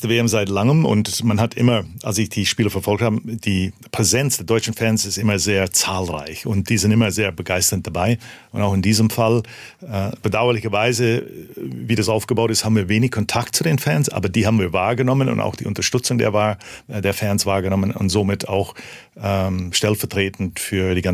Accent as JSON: {"language": "German", "country": "Canada", "lives_now": "Germany", "said": "so oder so konnte ich nicht verlieren. Ich komme ja aus Kanada."}